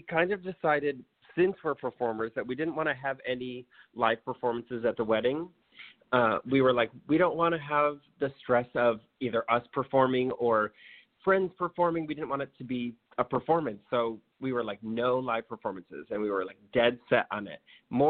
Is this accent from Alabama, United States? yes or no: no; New York, United States; I'm from New York, he's from Oklahoma, our friends are in New York City.